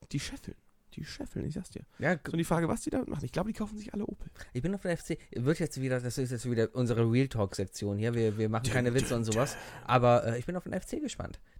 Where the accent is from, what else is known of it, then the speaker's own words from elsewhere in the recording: Cologne, North Rhine-Westphalia, Germany; Sobald Karneval ist, hast du als Kölner einfach Lust, feiern zu gehen.